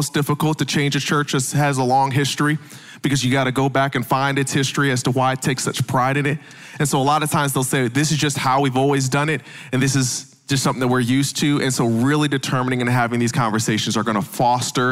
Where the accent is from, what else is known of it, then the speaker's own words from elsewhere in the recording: the North, United States; now in the South, United States; I know I'm from the South now, but I'm originally from the North